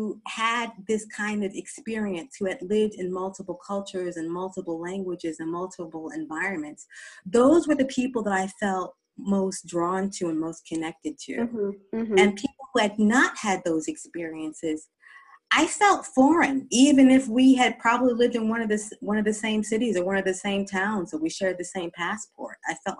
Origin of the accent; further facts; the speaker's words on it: East Coast, United States; I'm an American, and I grew up in 3 U.S. East Coast states. So by the time I was 14